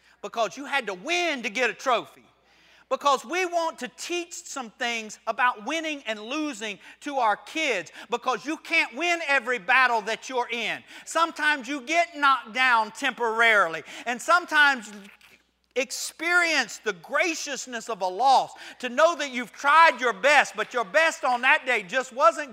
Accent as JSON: {"language": "English", "region": "Florida", "country": "United States", "said": "I'm from Florida"}